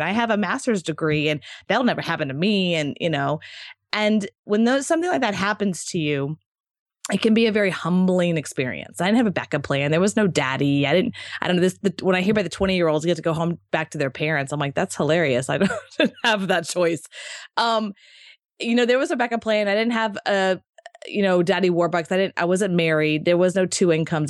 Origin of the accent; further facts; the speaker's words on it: Texas, United States; also born or lived in Marco Island, Florida; now in Austin, United States; I'm from Texas, so it was kind of like coming back home